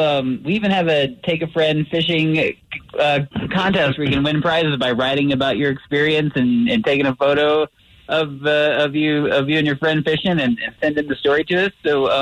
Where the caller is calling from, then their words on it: Colorado Springs, Colorado, United States; I'm calling from Colorado Springs, and it's looking very nice today so far.